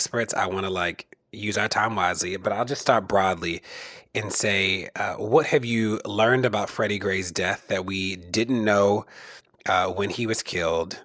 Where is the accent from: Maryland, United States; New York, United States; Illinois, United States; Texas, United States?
Maryland, United States; Baltimore; the place I live and my hometown, Baltimore